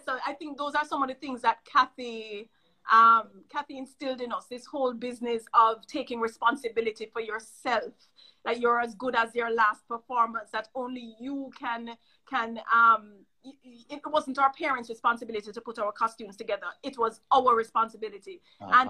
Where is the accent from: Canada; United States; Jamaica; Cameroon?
Jamaica; I'm from Jamaica, but I'm here for a year